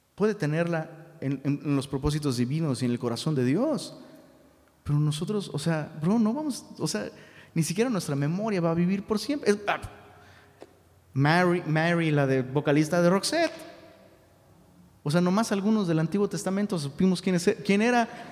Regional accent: Taxco, Guerrero, Mexico; now in Monterrey, Mexico; en Tasco, de donde soy originario

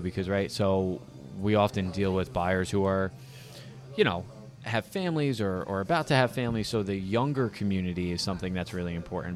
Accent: Saddle Brook, New Jersey, United States; growing up in Saddlebrook

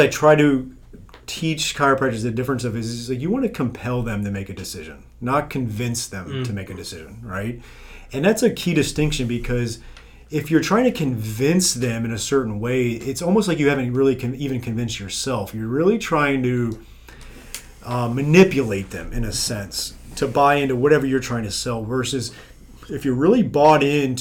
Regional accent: South Florida, United States; I'm from South Florida

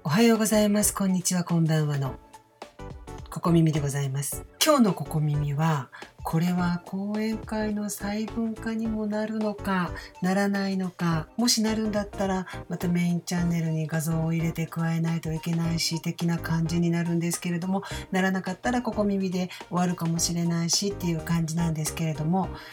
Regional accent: Osaka, Japan; accent: Osaka dialect

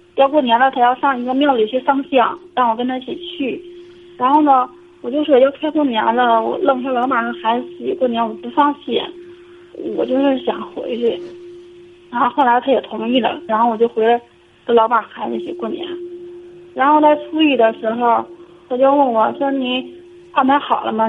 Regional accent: Liaoning, China; 我是辽宁的

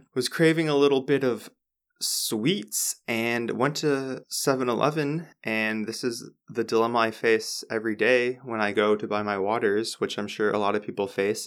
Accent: United States; I'm American.

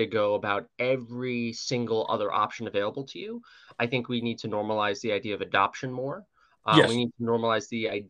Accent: New York, United States; my home state of New York, which, New York City's pretty blue, but I live in a red congressional district

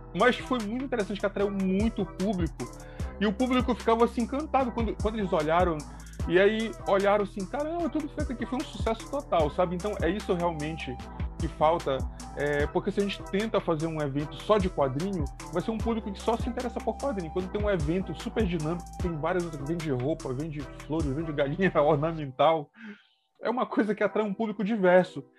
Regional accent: Belém, Pará, Brazil; nós somos de Belém do Pará

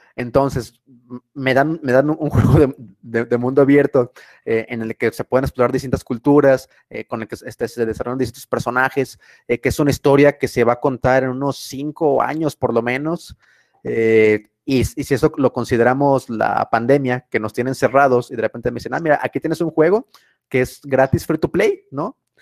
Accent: Mexico; para nosotros, por ejemplo, como mexicanos

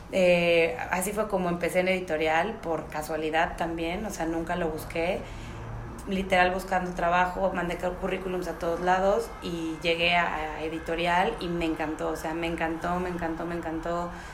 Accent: Xalapa, Veracruz, Mexico; moved away as an adult; also born or lived in Milan, Italy; now in Mexico City, Mexico; me vine a México, yo soy de Jalapa

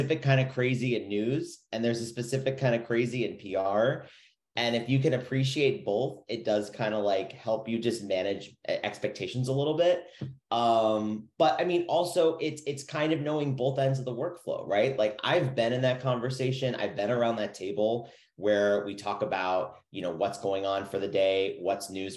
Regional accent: Chicago, Illinois, United States; moved away; I'm originally from Chicago, so I kind of understood that Midwest mentality

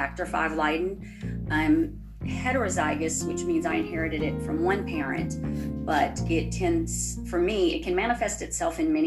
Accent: Louisiana, United States; I am from Louisiana in the United States.

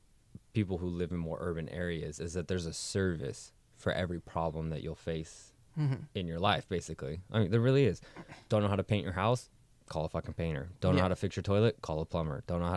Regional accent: Auburn, California, United States; also born or lived in Sacramento; I'm from Auburn

